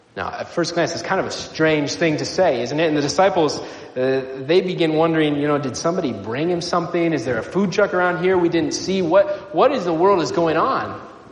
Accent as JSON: {"language": "English", "region": "Nebraska", "country": "United States", "tie": "born or raised there", "moved": "yes", "said": "I grew up in Nebraska"}